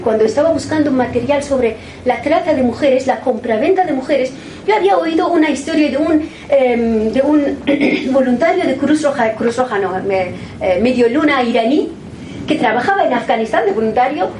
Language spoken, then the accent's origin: Spanish; Iran; moved away; En mi tierra, en Irán